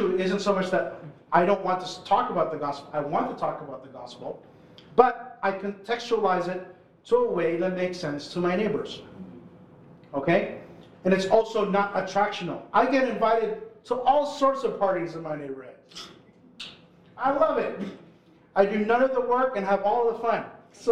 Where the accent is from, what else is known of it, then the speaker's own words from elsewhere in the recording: Philippines; now in Toronto, Canada; I'm Filipino